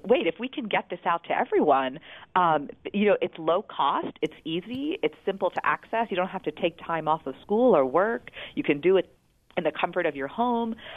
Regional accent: West Virginia, United States; I'm from West Virginia

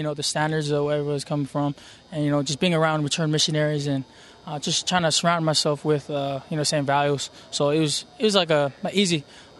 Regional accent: Kearns, Utah, United States; I come from Kearns, Utah. I'm the third oldest of six.

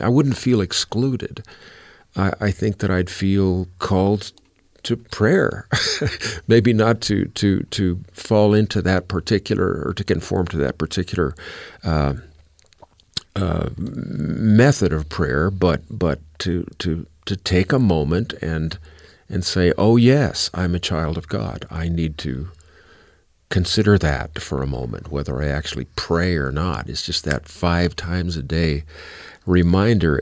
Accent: United States; as an American

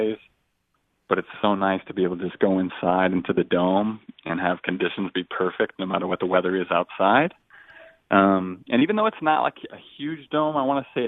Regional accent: Boise, Idaho, United States; we're from Boise, Idaho

